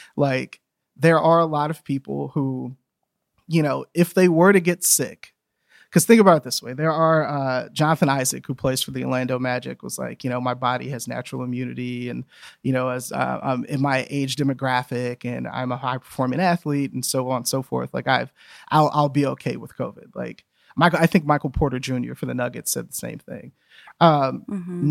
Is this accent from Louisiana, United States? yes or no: yes; Louisiana, United States; moved away; I grew up in Louisiana